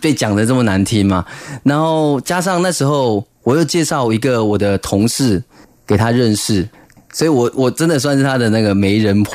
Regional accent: Zhudong, Hsinchu County, Taiwan; 小时候竹东

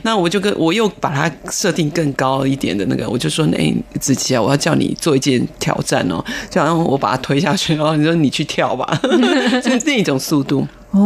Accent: Taiwan; 我们台湾人

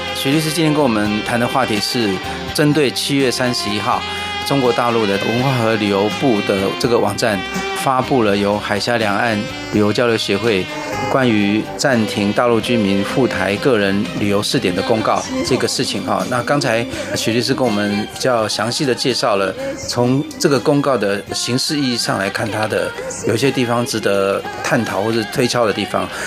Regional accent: Taiwan; 我们台湾人的观念

